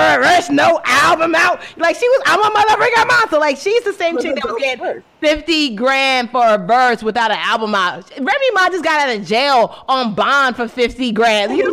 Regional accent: Nigeria; I am Nigerian

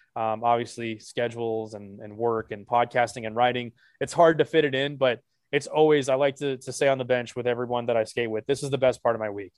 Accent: Dallas, Texas, United States; also born or lived in Texarkana, Texas; born and raised in Dallas. Well, sorry, I was born in Texarkana. Uh, the split, this, I always have to clarify too, I was born in the Texas part of Texarkana

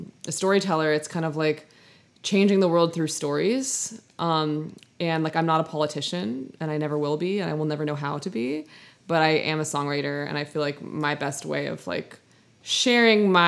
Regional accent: New York City, New York, United States; now in Long Beach, United States; I grew up in New York City

